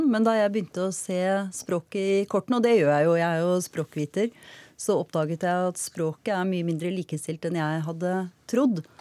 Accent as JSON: {"language": "Norwegian", "country": "Norway", "said": "Jeg kan gå mann av huse, og jeg er nordmann."}